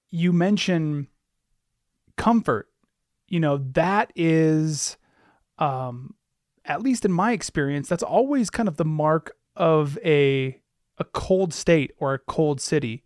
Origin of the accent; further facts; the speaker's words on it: Anchorage, Alaska, United States; growing up in Anchorage